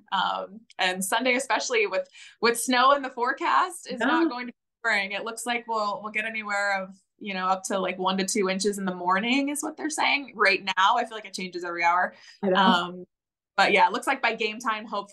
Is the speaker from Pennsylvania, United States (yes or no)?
yes; State College, Pennsylvania, United States; I grew up in State College, Pennsylvania, where Penn State University is, and that's where I went to school.